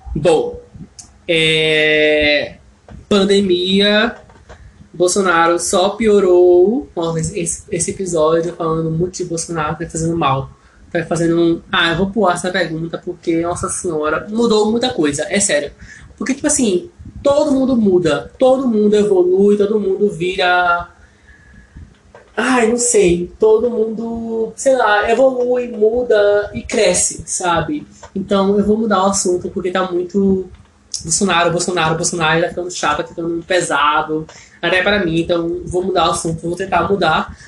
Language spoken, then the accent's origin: Portuguese; Brazil; first language Portuguese; eu como brasileiro